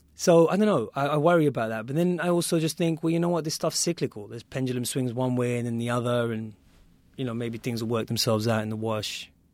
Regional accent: United Kingdom; me in the U K

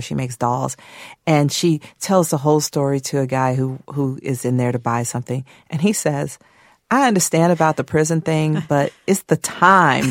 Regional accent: Atlanta, Georgia, United States; my first book about growing up in Atlanta during the Atlanta child murders

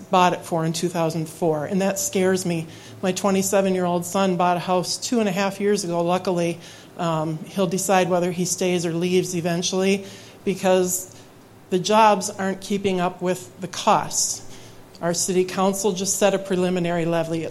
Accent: Grand Marais, Minnesota, United States; I was born and raised in Grand Marais, went away to college and accidentally came back

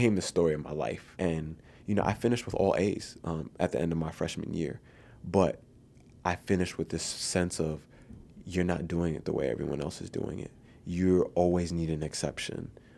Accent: New York City, New York, United States; moved away as an adult; I grew up in the Bronx

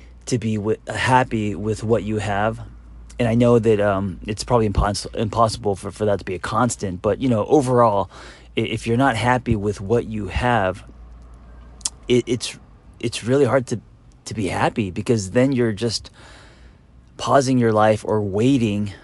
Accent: Los Angeles, California, United States; growing up in Los Angeles where there's so much shine

